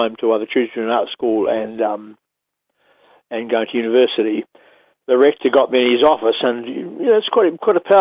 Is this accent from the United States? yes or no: no; Oamaru, Otago, New Zealand; I grew up in Omaru and T Street